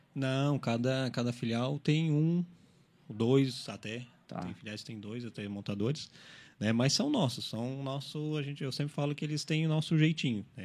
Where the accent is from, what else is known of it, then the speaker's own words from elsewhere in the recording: Araranguá, Santa Catarina, Brazil; eu sou de Araranguá, né? Eu moro lá, eu trabalho aqui